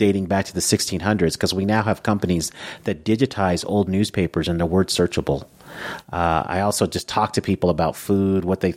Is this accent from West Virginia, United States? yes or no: no; Aurora, Colorado, United States; also born or lived in Denver; So I grew up in Denver, and then when I was a little kid, moved to Aurora. So really, I grew up in Aurora. But yeah, this is home.